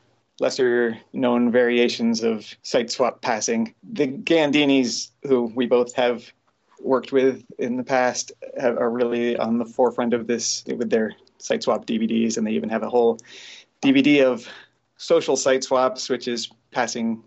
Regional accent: Miami, Florida, United States; I grew up in Miami

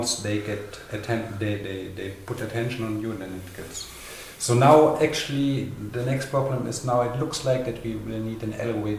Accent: Konstanz, Baden-Württemberg, Germany; now in Berlin, Germany; my hometown, which is like much, much smaller in the south of Germany.

